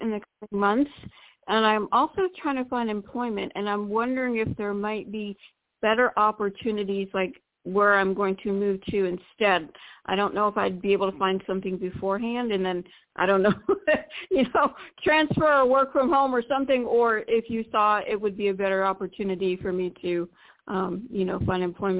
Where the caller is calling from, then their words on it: Florida, United States; Yeah, this is … from Florida.